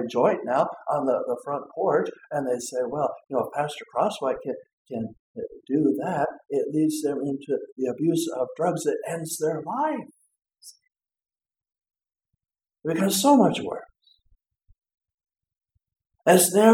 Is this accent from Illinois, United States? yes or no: no; Colorado, United States; now in Minnesota, United States; I grew up in Colorado